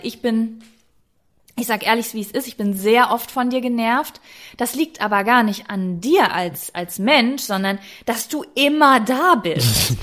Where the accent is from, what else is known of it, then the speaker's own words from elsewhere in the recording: Germany; ich bin Deutsche